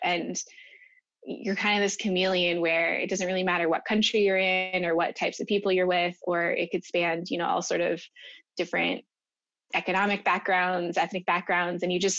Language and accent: English; Minnesota, United States; I mean, I grew up partially in Minnesota and partially overseas, and I've always kind of lived near water